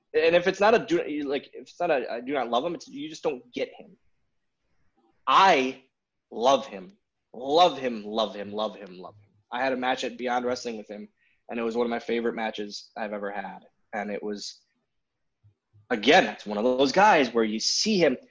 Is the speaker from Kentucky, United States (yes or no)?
no; Wisconsin, United States; kid from Wisconsin